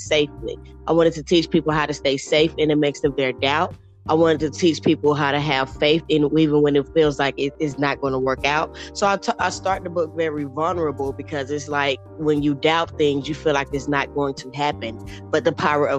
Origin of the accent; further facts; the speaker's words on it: Atlanta, Georgia, United States; From Atlanta, Georgia